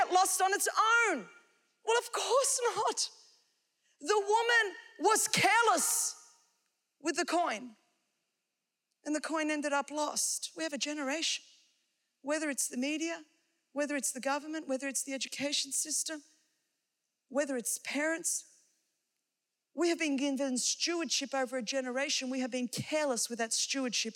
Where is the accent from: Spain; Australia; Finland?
Australia; I come from Australia